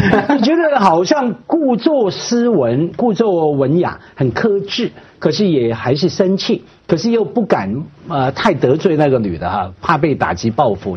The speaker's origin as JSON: {"language": "Chinese", "country": "Hong Kong", "said": "我们香港人"}